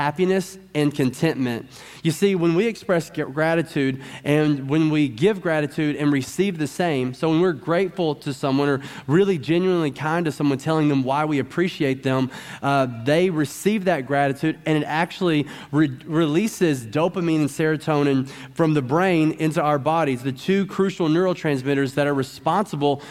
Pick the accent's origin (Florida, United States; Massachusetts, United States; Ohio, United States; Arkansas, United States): Arkansas, United States; I'm from Arkansas